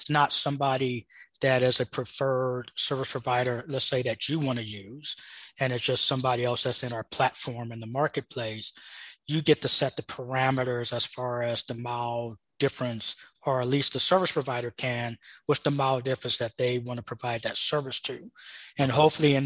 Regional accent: Los Angeles, California, United States; moved away; also born or lived in Arizona; I was born in Los Angeles, and I left Los Angeles 27 years ago

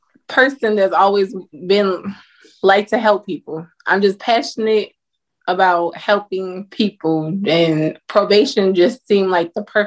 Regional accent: Louisiana, United States; now in Georgia, United States; Yes, I'm from

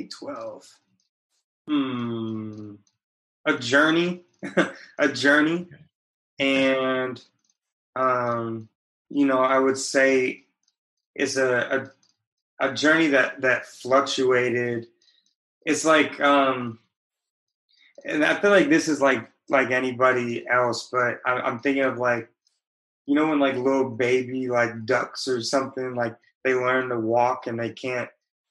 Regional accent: West Coast, United States; But I spent a lot of time, I grew up on the West Coast, but was fortunate to. It's not like I grew up in the bubble of the West Coast.

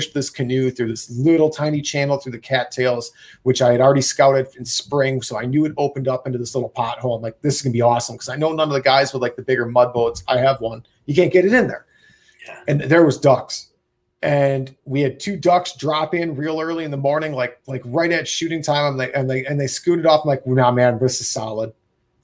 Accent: Wisconsin, United States; I'm from Wisconsin and we tree stand hunt

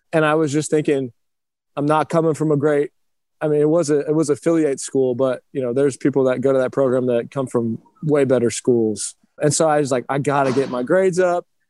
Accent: Round Rock, Texas, United States; also born or lived in Cleveland, Ohio; I was born in Cleveland. I moved to Round Rock, Texas, just north of Austin when I was three years old

